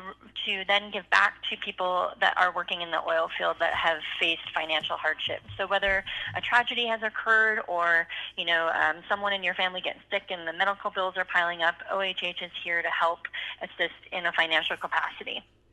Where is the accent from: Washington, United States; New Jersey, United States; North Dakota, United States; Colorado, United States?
North Dakota, United States; Turtle Lake; I grew up in the middle of the state, Turtle Lake, North Dakota.